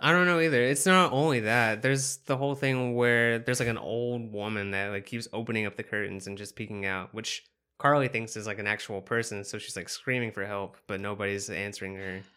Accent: the South, United States; accent: some southernness; I'm from the South also

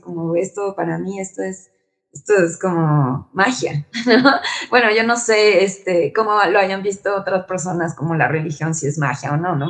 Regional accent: Mexico; siendo como mexicanos

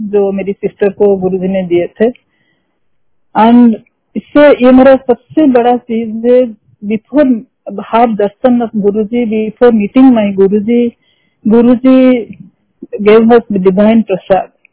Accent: Odisha, India; also born or lived in Singapore; we are from Odisha and we are Odia I M A Odia lady

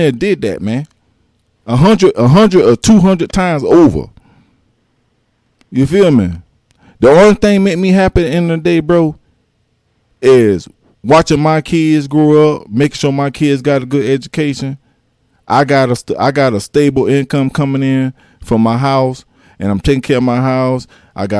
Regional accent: Allendale, South Carolina, United States; I'm from Allendale, South Carolina

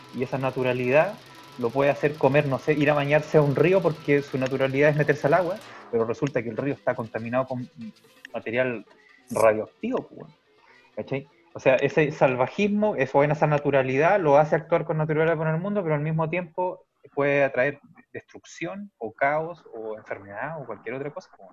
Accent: Chile; nosotros somos una civilización, la civilización chilena, y, el país chileno

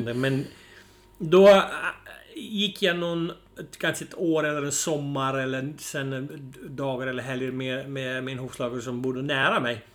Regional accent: Friesland, Netherlands; Swedish is a second language; moved away as an adult; now in Sweden; Ja, jag kommer då ursprungligen från Nederländerna. Mm. Så född och uppvuxen där. Flyttade väl till Sverige när jag var 30 typ

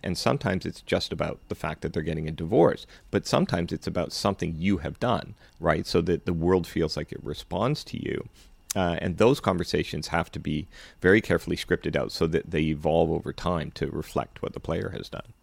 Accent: Canada; also born or lived in Vancouver / Los Angeles; I came back to Canada because I'm a Canadian

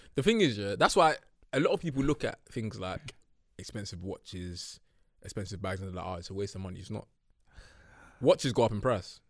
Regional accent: United Kingdom; growing up in North

